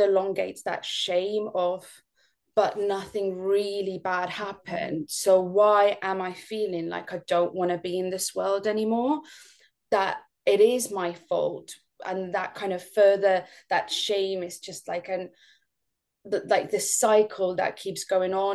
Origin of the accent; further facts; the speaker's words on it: Estonia; moved away; I'm not from the UK. I'm actually from Estonia.